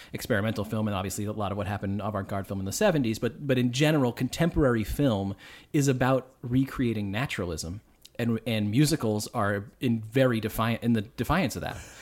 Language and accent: English; Boston, Massachusetts, United States; accent: Boston; I'm from Boston